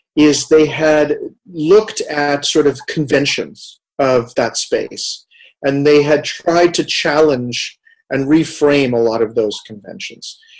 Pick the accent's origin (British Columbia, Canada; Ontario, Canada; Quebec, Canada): Quebec, Canada; Montreal; moved away; also born or lived in Amsterdam, Netherlands / Vancouver, Canada; growing up in Montreal, if we go all the way back to my childhood